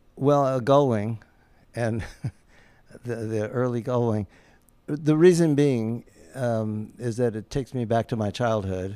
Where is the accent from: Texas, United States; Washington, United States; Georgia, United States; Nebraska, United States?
Nebraska, United States; Omaha; moved away as an adult; now in Los Angeles, United States; I grew up just down the road from Los Angeles in Omaha, Nebraska